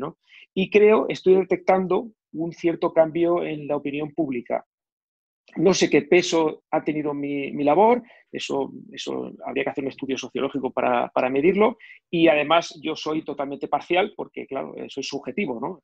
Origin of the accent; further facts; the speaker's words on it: Catalonia, Spain; also born or lived in near Barcelona; Soy catalán, vivo, vivía cerca de Barcelona